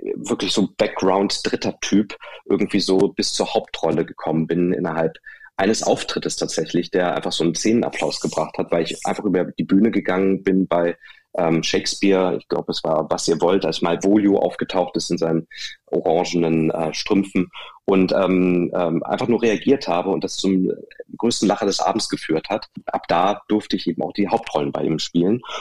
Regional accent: Hanover, Lower Saxony, Germany; born or raised there

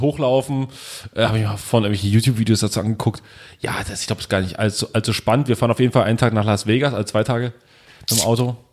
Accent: Germany; wir kommen aus Deutschland

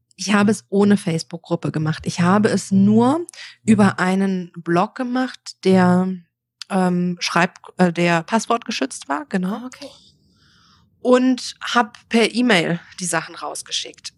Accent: near Frankfurt, Hesse, Germany; moved away as an adult; also born or lived in Mexico; ich bin komme aus Deutschland, geboren in der Nähe von Frankfurt ähm, und dort zur Schule gegangen.

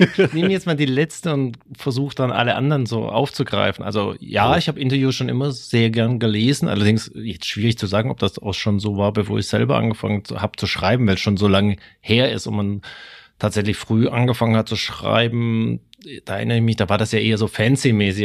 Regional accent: Stuttgart, Baden-Württemberg, Germany; accent: Swabian; wo ich herkomme, wo ich äh, meinen schwäbischen Akzent auch noch äh, gelernt habe

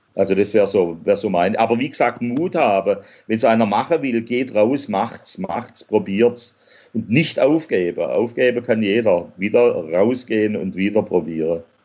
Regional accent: Swabia, Germany; als Schwabe

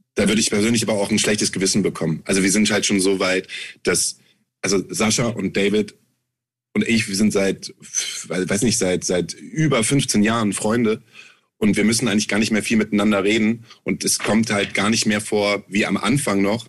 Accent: Germany; wir kommen aus Deutschland

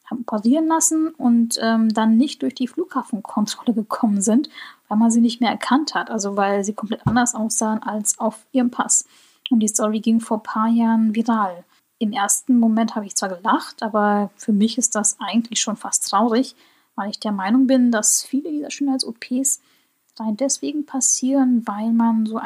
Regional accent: Germany; also ich spreche Koreanisch mit einem sehr, sehr starken deutschen Akzent.

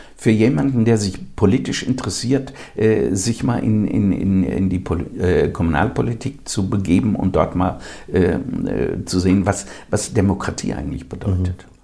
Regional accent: Germany; unsere Mentalität als äh, Deutsche

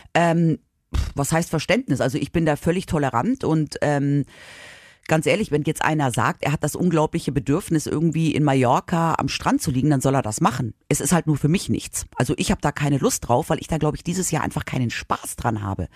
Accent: Munich, Bavaria, Germany; ich bin ja in München aufgewachsen

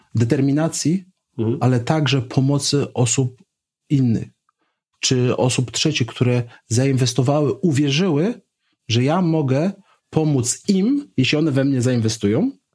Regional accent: Poland; skąd pochodzę jako Polak

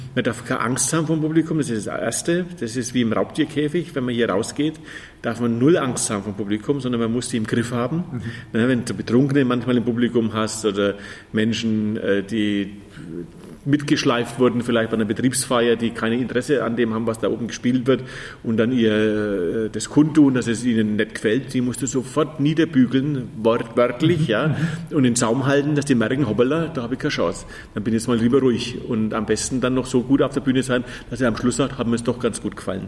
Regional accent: Fürth, Bavaria, Germany; das ist in Fürth, meine Heimatstadt

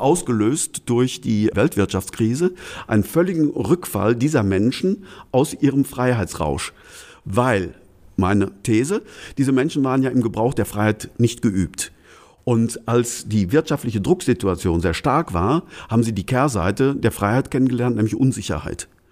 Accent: Altena, North Rhine-Westphalia, Germany; in meiner Heimatstadt Altner

